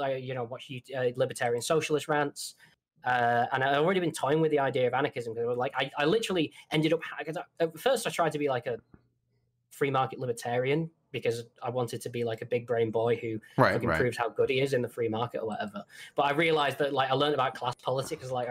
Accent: Manchester, North West England, United Kingdom; accent: Mancunian; But I'm Northern. I'm from Manchester

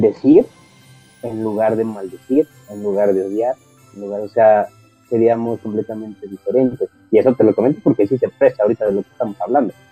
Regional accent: Mexico; como mexicanos somos como familia muéganos

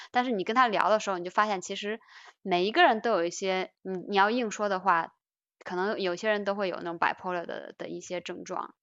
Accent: China; 我们中国人会比较容易

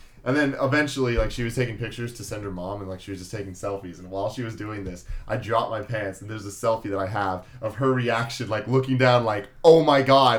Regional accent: San Francisco, California, United States; I'm from San Francisco

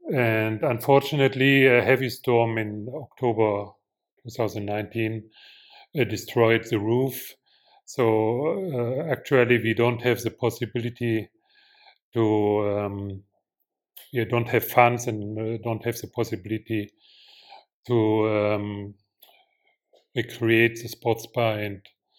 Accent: Leipzig, Saxony, Germany; now in Mozambique; I came from Leipzig 30 years ago, and I live near the capital, Maputo.

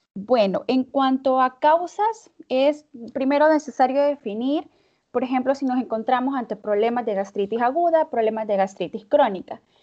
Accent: El Salvador; now in Russia; soy médico salvadoreño, pero me encuentro viviendo en Rusia

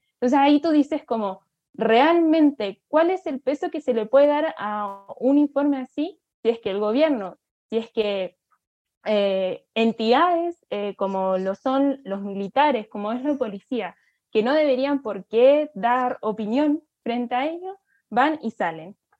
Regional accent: Chile; Lo vemos aquí en Chile

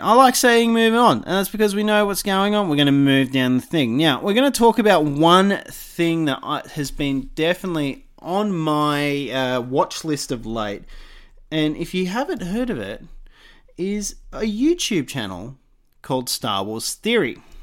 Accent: Australia; I'm Australian

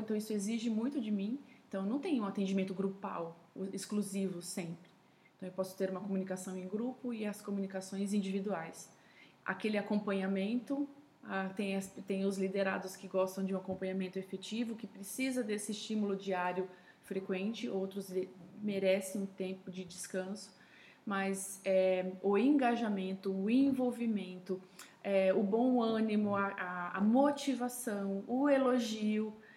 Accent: São Paulo, Brazil; sou paulistana de nascimento

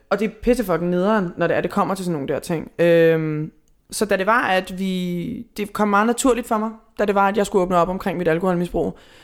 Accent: Hvidovre, Capital Region of Denmark, Denmark; Siden jeg var 14, jeg er fra Hvidovre

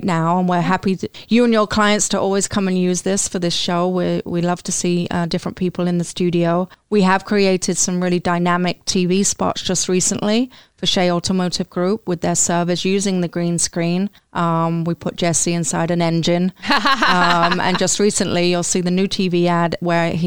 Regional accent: London, United Kingdom; moved away as an adult; now in Flint, United States; I come from London, England

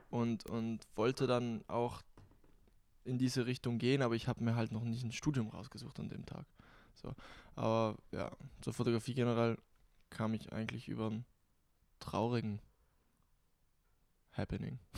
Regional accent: Bolzano, Trentino-Alto Adige, Italy; moved away as an adult; now in Graz, Austria; Geboren in Südtirol, geboren in Bozen, Südtirol. Mit 18 nach Graz gezogen nach Österreich und deshalb habe ich keinen genauen Dialekt. Also es ist so eine Mischung.

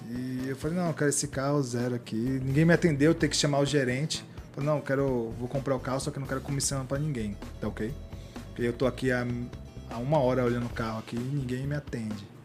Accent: São Paulo, Brazil; a paulista mais baiana do mundo, né?

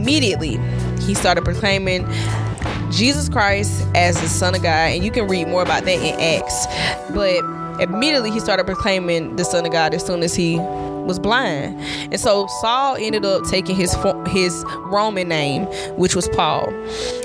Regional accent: Southwest Georgia, United States; I'm from Southwest Georgia.

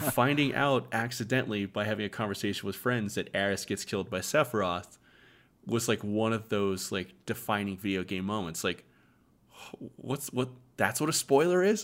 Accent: Arizona, United States; moved away as an adult; We all mostly grew up in Arizona. We've all kind of gone to separate states now

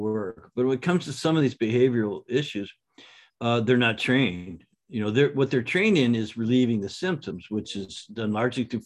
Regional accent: Canada; now in San Diego, United States; I grew up in Canada with just public schools

